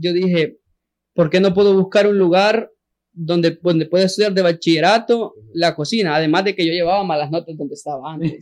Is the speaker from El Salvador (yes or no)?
yes; San Salvador, El Salvador; yo soy de San Jacinto